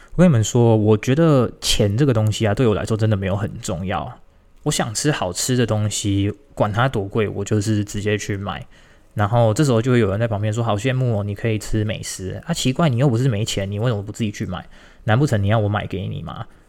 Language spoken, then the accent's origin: Chinese; Tainan, Taiwan; 我是台南人，我住在台南